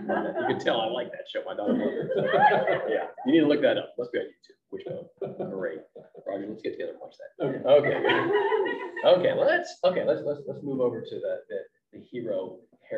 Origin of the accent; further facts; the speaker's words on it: Pittsburgh, Pennsylvania, United States; moved away as an adult; also born or lived in Dallas, Texas; So I grew up outside of Pittsburgh, Pennsylvania.